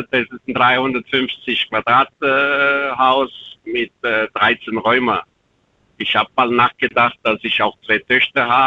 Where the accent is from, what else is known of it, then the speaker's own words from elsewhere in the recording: Romania; German is a second language; moved away as an adult; now in Germany; Ich bin mit äh, 25 Jahren aus Rumänien nach Deutschland gekommen. Mittlerweile bin ich 50 geworden dieses Jahr.